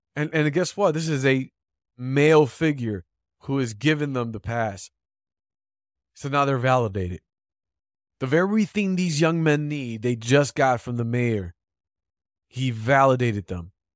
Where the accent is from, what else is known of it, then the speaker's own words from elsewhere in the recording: Chicago, Illinois, United States; I'm a Chicagoan